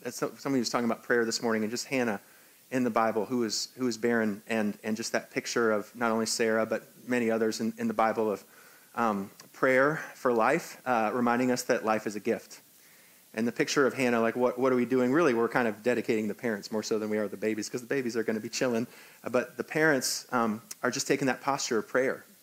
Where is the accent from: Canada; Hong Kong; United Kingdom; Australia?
Hong Kong; also born or lived in New York, United States; now in United States; I'm actually from Hong Kong, so I can't be the president of the United States.